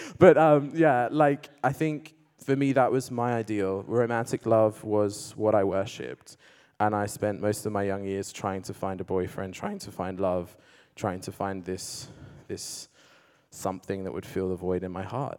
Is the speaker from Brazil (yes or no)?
no; Australia; I grew up in Australia. I came out as gay at the age of 14. And I went to a kind of Christian school, but came from an agnostic household.